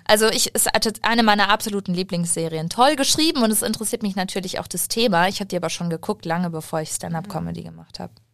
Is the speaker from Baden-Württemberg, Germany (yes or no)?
no; Munich, Bavaria, Germany; ich bin in München eigentlich aufgewachsen, wenn man das so sagen kann, denn äh, meine Familie kommt aus Waldperlach